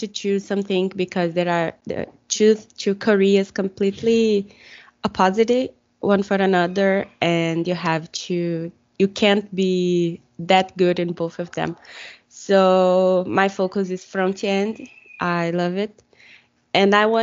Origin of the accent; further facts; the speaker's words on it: Brazil; English is a second language; I'm from Brazil